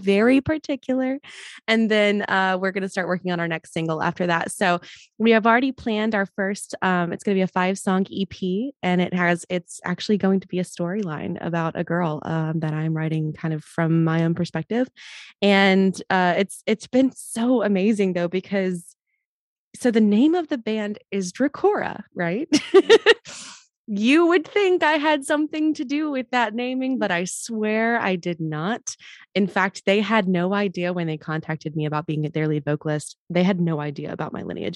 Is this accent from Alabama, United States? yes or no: yes; Mobile, Alabama, United States; I grew up in Mobile, Alabama.